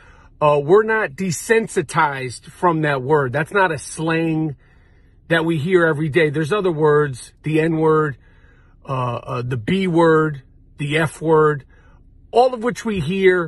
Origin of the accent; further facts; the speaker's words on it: New York City, New York, United States; Growing up in New York City